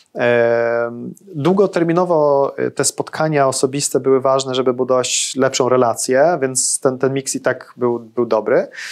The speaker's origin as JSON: {"language": "Polish", "country": "Sweden", "tie": "born or raised there", "moved": "yes", "lives_now": "Poland", "said": "dorastałem w Szwecji"}